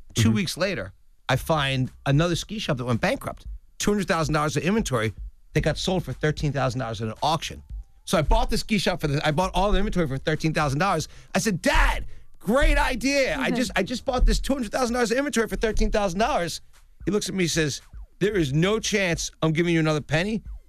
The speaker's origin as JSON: {"language": "English", "region": "Pennsylvania", "country": "United States", "tie": "born or raised there", "said": "Yeah, suburban Philadelphia."}